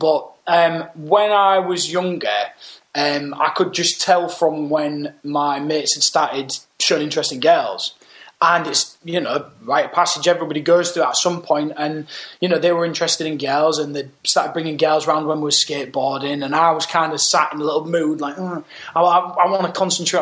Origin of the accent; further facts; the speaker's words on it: Hull, Yorkshire and the Humber, United Kingdom; also born or lived in London / America; I was born and raised up in Hull